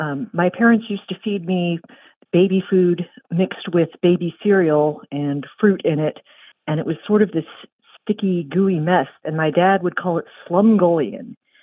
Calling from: Aiken, South Carolina, United States; I'm calling from Aiken, South Carolina.

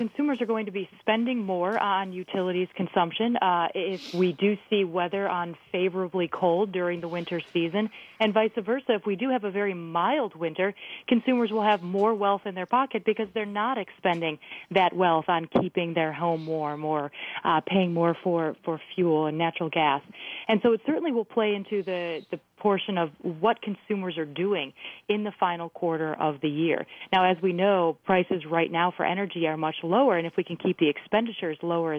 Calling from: New York City, New York, United States; Right now, I'm calling from New York City.

